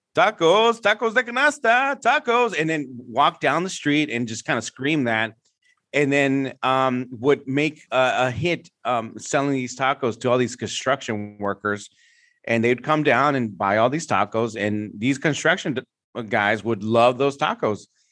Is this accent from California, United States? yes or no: yes; San Francisco, California, United States; I grew up in the Mission District in San Francisco